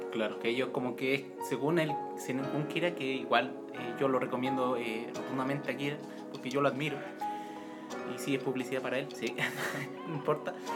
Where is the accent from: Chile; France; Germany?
Chile; en mi país, en mi país natal, aquí, Chile